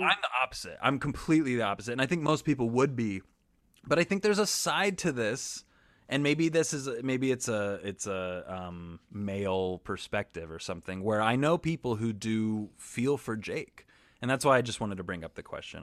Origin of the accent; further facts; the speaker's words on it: Kansas, United States; I'm from Kansas